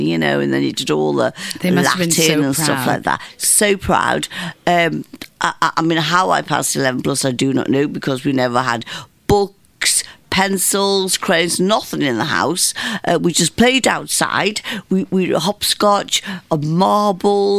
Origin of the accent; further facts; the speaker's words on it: Bootle, North West England, United Kingdom; I was born in Bootle